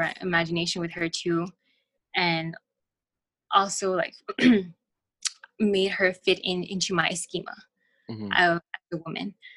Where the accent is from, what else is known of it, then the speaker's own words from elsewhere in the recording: El Paso, Texas, United States; I'm from El Paso